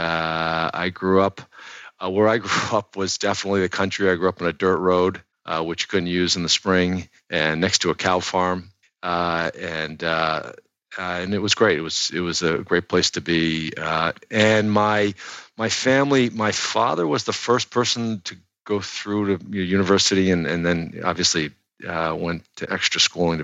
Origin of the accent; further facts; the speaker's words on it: southern New Hampshire, United States; now in Boston, United States; I actually grew up in New Hampshire, southern New Hampshire